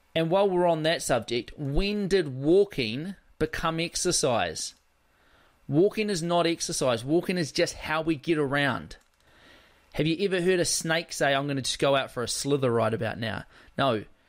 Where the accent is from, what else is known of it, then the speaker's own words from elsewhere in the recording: South Island, West Coast, New Zealand; growing up on the West Coast, where it's a pretty rugged environment on the West Coast of the South Island